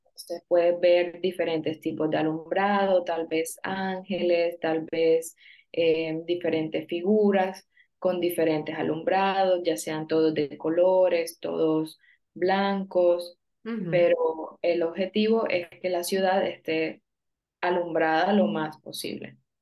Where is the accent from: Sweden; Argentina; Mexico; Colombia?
Colombia; soy de Colombia